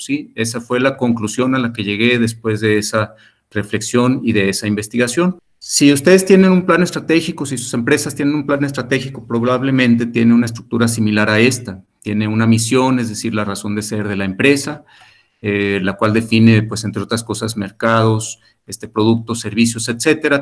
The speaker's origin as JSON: {"language": "Spanish", "country": "Mexico", "said": "Como sociedad mexicana"}